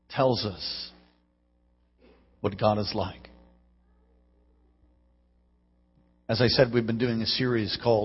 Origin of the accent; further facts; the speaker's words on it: New York, United States; now in Alaska, United States; I'm from New York